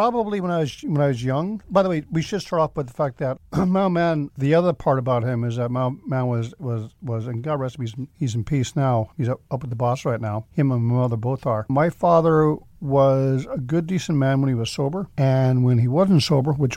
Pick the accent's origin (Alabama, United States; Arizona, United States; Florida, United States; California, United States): California, United States; San Jose; moved away; also born or lived in Ireland / Mountain View, California; I was born actually in the east side of San Jose